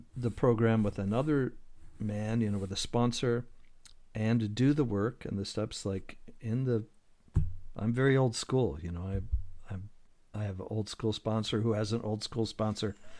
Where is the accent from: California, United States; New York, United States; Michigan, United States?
Michigan, United States; Detroit; I grew up in Detroit